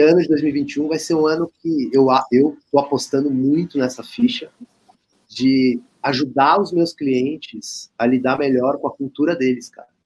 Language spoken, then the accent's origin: Portuguese; Brazil; a gente é brasileiro, a gente é uma empresa, né, de brasileiros